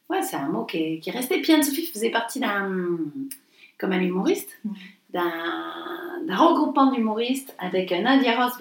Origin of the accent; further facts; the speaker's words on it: the South, France; nous, on vient du Sud, on l'a toujours dit, c'est pas un gros mot pour nous.